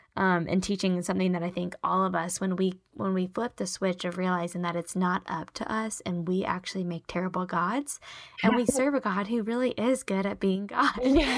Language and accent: English; Charlotte, North Carolina, United States; well, I'm from Charlotte and I'm married to Daniel and I went to this college and these are my friends.